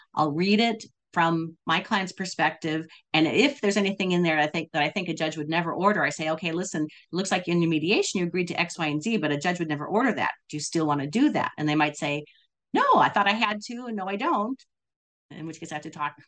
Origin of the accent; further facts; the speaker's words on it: Wisconsin, United States; moved away; also born or lived in California; I grew up in I grew up in Wisconsin, then California, but I was in Wisconsin